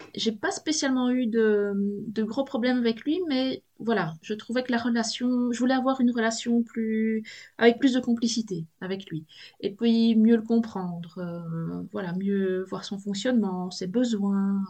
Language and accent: French; Belgium; accent: Belgian; je suis de Belgique, euh, je suis près de, près de la frontière française, un hein, peu loin de Maubeuge